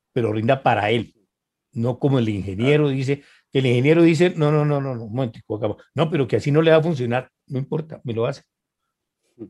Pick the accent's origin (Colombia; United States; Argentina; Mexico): Colombia; como decimos aquí